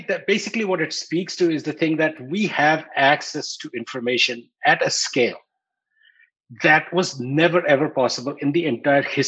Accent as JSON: {"language": "English", "town": "New Delhi", "region": "Delhi", "country": "India", "tie": "born or raised there", "said": "when I was growing up in New Delhi in India"}